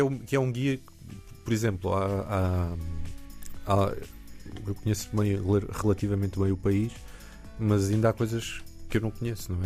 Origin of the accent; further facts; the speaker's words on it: Alentejo, Portugal; now in Lisbon, Portugal; Eu cresci no Alentejo